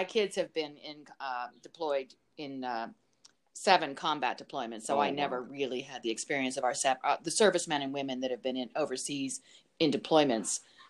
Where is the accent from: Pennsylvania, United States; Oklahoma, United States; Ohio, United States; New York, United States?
Pennsylvania, United States; Altoona; moved away as an adult; I was born and raised in Altoona here for 20 years. And then I was an ROTC graduate, so I was in the Army for 6 years and then gone for 20. Came back at age 40